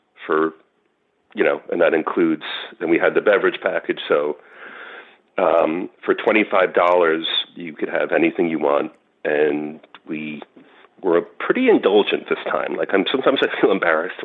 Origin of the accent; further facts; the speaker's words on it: New York, United States; I'm from New York